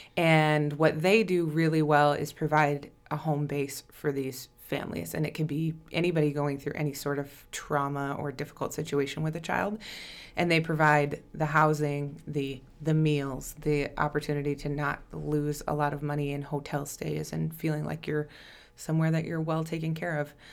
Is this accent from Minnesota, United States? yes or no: yes; Plainview, Minnesota, United States; moved away as an adult; also born or lived in Winona, Minnesota; now in Rochester, United States; I am from Plainview originally